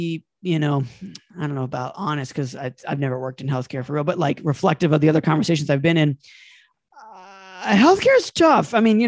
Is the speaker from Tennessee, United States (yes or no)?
no; Detroit, Michigan, United States; I'm from Detroit. No, I don't know …. And yes, I do know where 8 Mile is.